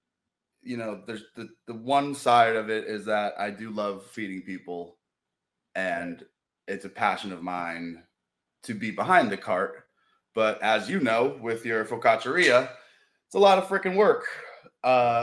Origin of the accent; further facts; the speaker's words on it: Rhode Island, United States; moved away as an adult; also born or lived in Cape Cod; now in Baltimore, United States; I grew up in Rhode Island